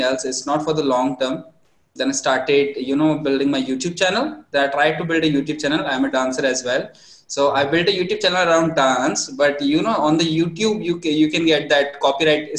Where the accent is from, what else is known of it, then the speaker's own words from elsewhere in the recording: India; as typical Indian family